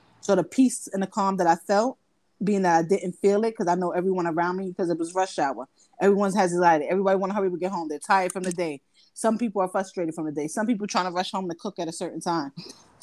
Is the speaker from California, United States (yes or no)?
no; Brooklyn, New York, United States; moved away as an adult; now in New Jersey, United States; I'm from Brooklyn, BK, but I currently live in Jersey